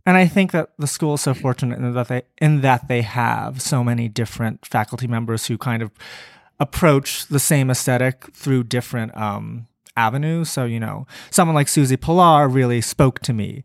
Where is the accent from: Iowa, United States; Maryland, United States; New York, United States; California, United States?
Maryland, United States; I grew up in Maryland